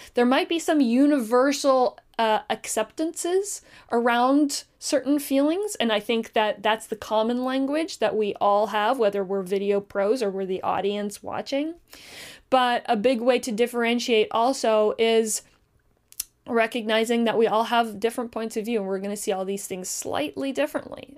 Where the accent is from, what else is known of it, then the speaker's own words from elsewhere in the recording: Canada; We're Canadian